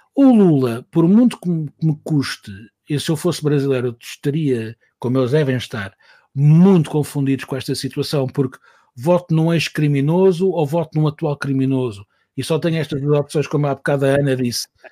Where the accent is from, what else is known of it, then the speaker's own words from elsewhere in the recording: Portugal; eu vinha de Portugal e estava lá a trabalhar